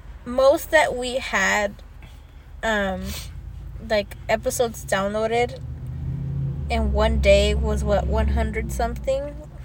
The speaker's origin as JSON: {"language": "English", "region": "California", "country": "United States", "said": "because we're from California"}